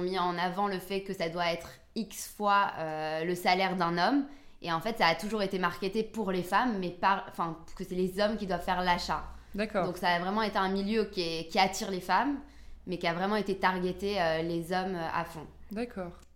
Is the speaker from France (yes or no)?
no; Antwerp, Flanders, Belgium; moved away as an adult; also born or lived in London; je viens aussi d'Anvers, d'une famille diamantaire. Donc mon papa, il est diamantaire à Anvers. À 18 ans, pareil, j'ai bougé à Londres